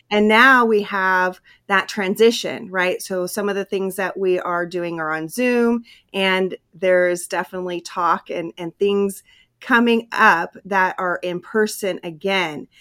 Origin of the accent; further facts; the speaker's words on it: Hawaii, California, United States; when I was a kid, we moved from Hawaii to California, and I had to start in a new school